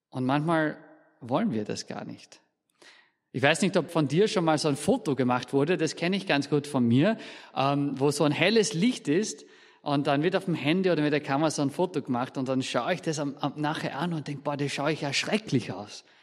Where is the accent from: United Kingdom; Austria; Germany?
United Kingdom; Scotland; aus Österreich, sondern aus Schottland. Und Schottland liegt dann relativ weit im Norden.